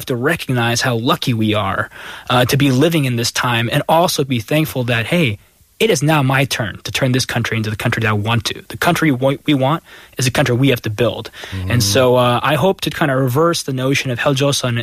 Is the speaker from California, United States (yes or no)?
yes; Bay Area, California, United States; moved away as an adult; now in Korea; born and raised in the Bay Area, lived there all my life, 31 years